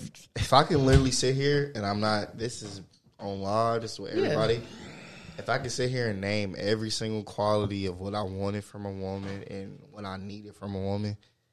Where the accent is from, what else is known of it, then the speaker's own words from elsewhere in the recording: the Bay Area, California, United States; Hey, look, I'm from the Bay.